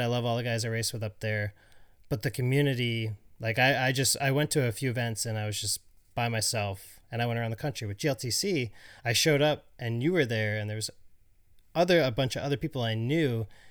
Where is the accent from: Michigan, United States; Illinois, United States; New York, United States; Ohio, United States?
New York, United States; Syracuse; I grew up in Syracuse